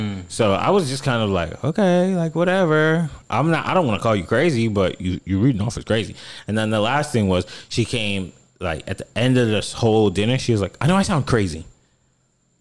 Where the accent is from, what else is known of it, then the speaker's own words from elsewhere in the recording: South Florida, United States; I'm from South Florida